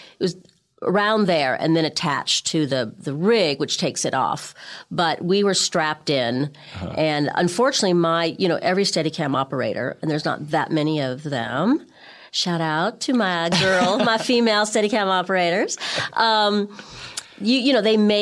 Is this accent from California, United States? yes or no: yes; Beverly Hills, California, United States; moved away as an adult; also born or lived in New York / London; I grew up in Beverly Hills